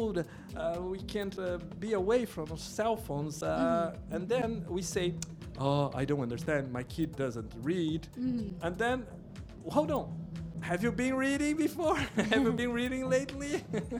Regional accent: Brazil; first language Portuguese; English is a second language

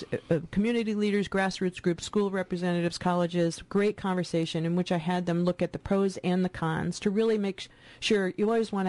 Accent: East Coast, United States; moved away as an adult; now in Northfield, United States; I'm from the East Coast

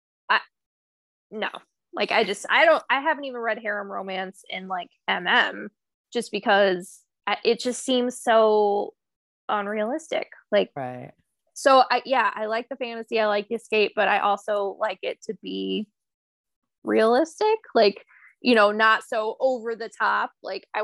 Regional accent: United States; we're American

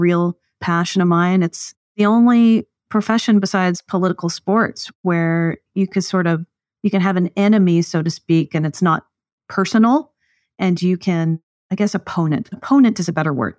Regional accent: East Texas, United States; I grew up in the South, mostly in East Texas is where my dad pastored that church

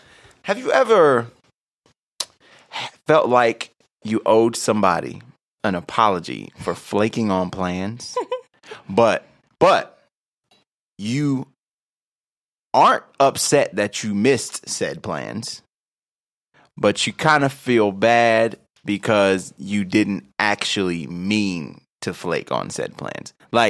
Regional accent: United States; But at the end of the day, bro, I'm American. I do what the fuck I want to do.

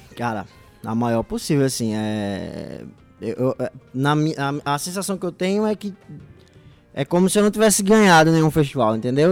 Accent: Paraíba, Brazil; also born or lived in Sertão of Pernambuco; Sou paraibano, mas como meu pai é pastor

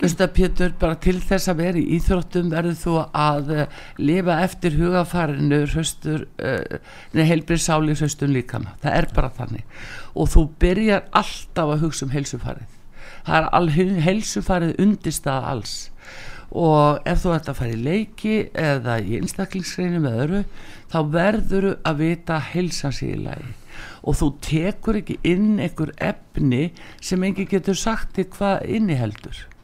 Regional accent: Iceland

